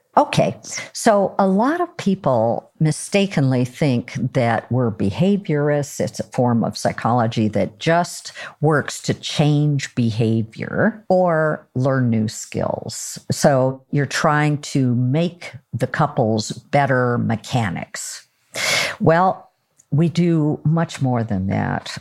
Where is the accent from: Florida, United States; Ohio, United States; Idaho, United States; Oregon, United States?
Oregon, United States; I'm from Oregon